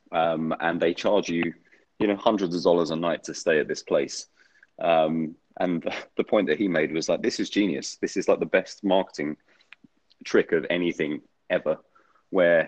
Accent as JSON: {"language": "English", "country": "United Kingdom", "moved": "as an adult", "lives_now": "Switzerland", "said": "Being British"}